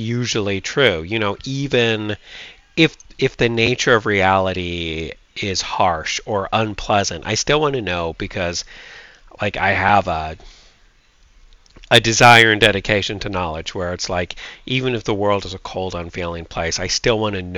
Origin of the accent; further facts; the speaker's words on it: United States; I'm an American